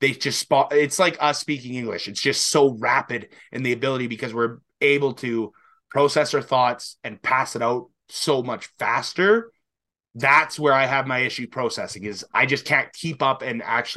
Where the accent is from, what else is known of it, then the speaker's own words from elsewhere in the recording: Canada; we're speaking French and we're both from Canada